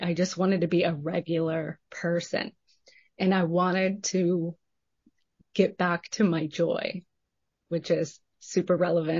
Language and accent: English; Texas, United States; I said, I'm from Texas. Like, this is glorious.